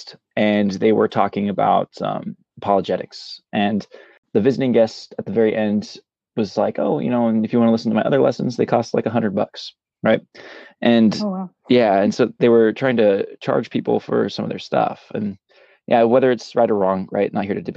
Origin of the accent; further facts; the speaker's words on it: Central Valley, California, United States; now in Southern California, United States; I was born in Central Valley, California, where all the farmlands are